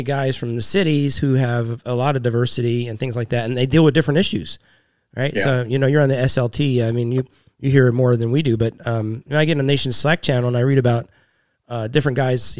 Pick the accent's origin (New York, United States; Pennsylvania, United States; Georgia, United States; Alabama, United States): Pennsylvania, United States; Central; we're from Central Pennsylvania. Pretty much all just white guys.